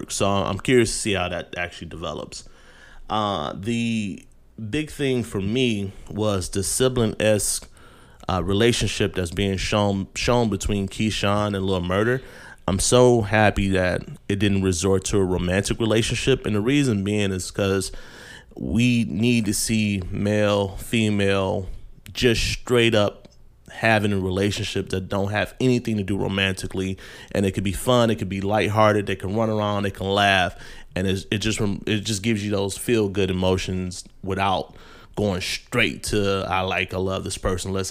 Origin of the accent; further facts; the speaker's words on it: Detroit, Michigan, United States; You guys know growing up in Detroit, you know the discourse that could be had about building casinos in an impoverished area.